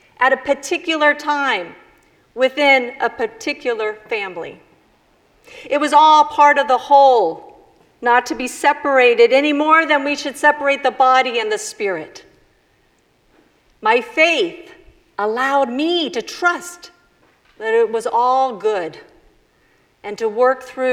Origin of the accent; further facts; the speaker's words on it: Chicago, Illinois, United States; also born or lived in Mexico City, Mexico; I was born in Chicago. Chicana from Chicago